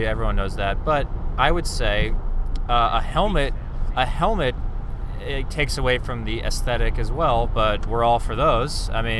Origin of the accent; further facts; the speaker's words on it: United States; I'm American.